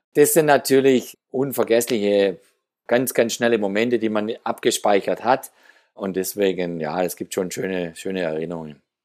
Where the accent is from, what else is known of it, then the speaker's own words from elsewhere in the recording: Geislingen, Baden-Württemberg, Germany; In meiner Heimatstadt Geislingen, wo ich aufgewachsen bin